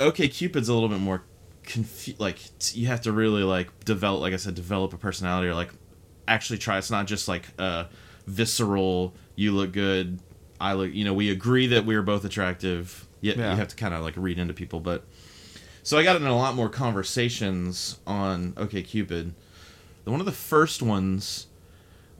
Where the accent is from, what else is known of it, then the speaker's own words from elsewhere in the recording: Texas, United States; now in San Francisco, United States; where I'm from Texas